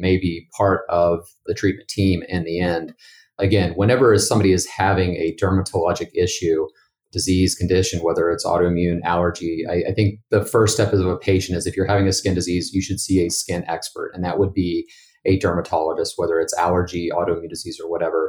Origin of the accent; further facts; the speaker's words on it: Bridgeport, West Virginia, United States; moved away as an adult; also born or lived in St. Louis, Missouri; now in Pittsburgh, United States; I'm originally from Bridgeport, West Virginia, and have lived in Pittsburgh, Pennsylvania for the last seven years